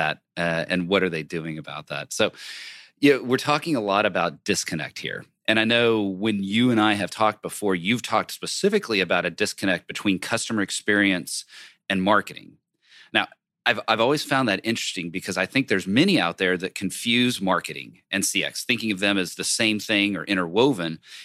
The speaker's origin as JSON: {"language": "English", "region": "Texas", "country": "United States", "said": "I'm from Texas"}